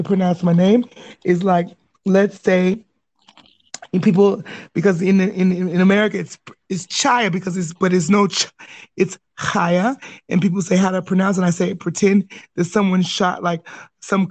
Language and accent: English; Pasadena, California, United States; moved away as an adult; now in Middle East; I'm from LA. I'm from Pasadena, California.